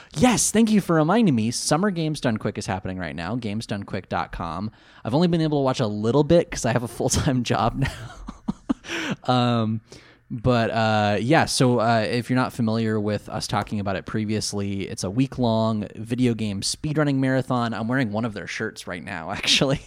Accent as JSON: {"language": "English", "region": "California", "country": "United States", "said": "Coming from California"}